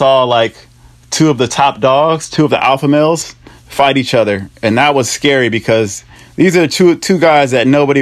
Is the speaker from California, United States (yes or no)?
yes; San Francisco, California, United States; also born or lived in Oakland; I was born in Oakland, raised in San Francisco